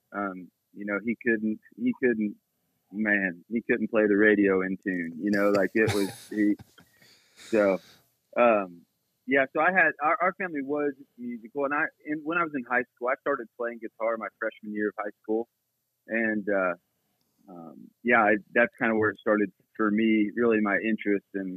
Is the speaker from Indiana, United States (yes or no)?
yes; near Anderson, Indiana, United States; I grew up in Gaither country, kind of near Anderson, Indiana